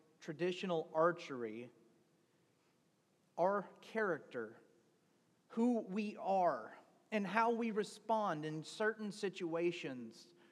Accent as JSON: {"language": "English", "area": "Deep South", "region": "Mississippi", "country": "United States", "tie": "born or raised there", "said": "Growing up in the Deep South"}